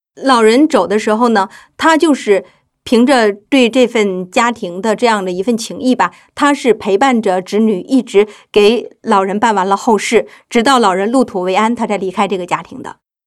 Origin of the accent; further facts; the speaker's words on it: Northeast China, China; 我们的故乡是这样的一种社会，东北所有的城市基本上都面临着资源枯竭，传统的工业化产业停滞这样的一个状态